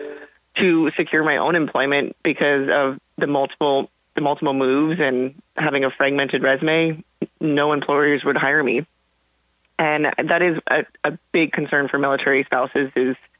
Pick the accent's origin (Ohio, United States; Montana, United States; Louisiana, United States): Montana, United States; moved away as an adult; I grew up in Montana.